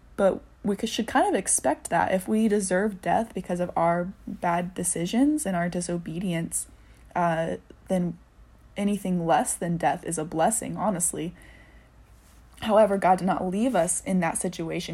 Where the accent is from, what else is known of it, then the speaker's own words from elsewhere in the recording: Indianapolis, Indiana, United States; also born or lived in Chicago area; now in Chicago, United States; I grew up in Indianapolis, dancing and going to school